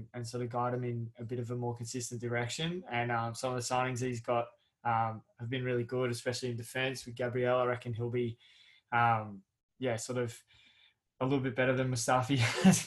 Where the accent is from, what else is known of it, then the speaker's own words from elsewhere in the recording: Australia; as a Australian fan